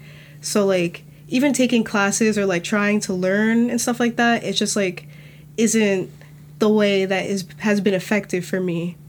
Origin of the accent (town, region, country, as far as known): Dumont, New Jersey, United States; born or raised there; first language English; also born or lived in Brooklyn, New York